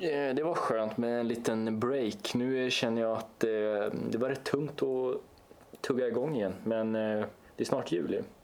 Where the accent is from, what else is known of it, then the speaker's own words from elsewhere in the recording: Östersund, Jämtland, Sweden; nu ska jag försvara min hemstad. Jag är född i Östersund